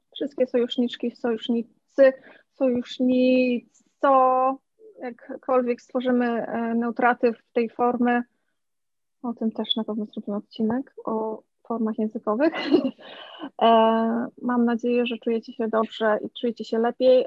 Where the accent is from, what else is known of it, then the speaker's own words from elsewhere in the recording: Poland; urodziłam się w Polsce